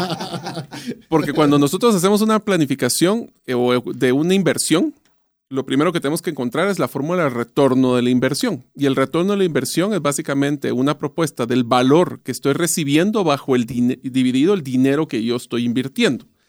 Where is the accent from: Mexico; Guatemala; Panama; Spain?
Guatemala; yo nací, crecí, estudié en Guatemala, así que yo sí soy bien arraigado a mis raíces